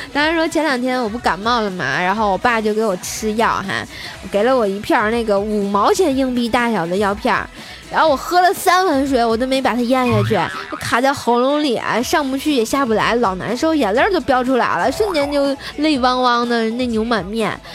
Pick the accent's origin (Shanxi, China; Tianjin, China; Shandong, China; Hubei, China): Tianjin, China; 我们天津人